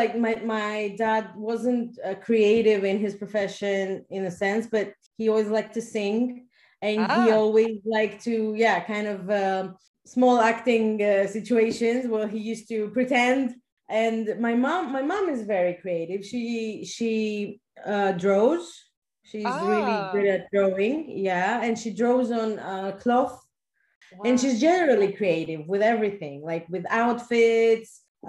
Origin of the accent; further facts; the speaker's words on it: Athens, Attica, Greece; Athens, yes.